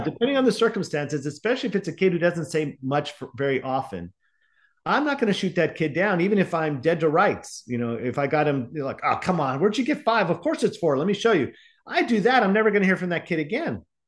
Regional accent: Alhambra, California, United States; moved away; also born or lived in New York / Dominican Republic (ancestry) / Virginia; I was raised in the San Gabriel Valley

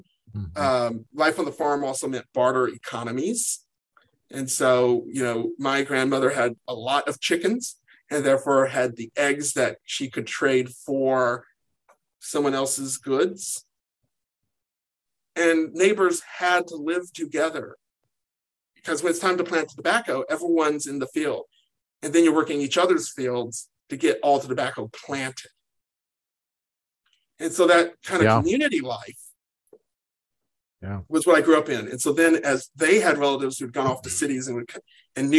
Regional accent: Sparksville, Kentucky, United States; moved away as an adult; also born or lived in Columbia, Kentucky; now in Los Angeles, United States; I grew up in Sparksville, Kentucky. I went to high school in Columbia

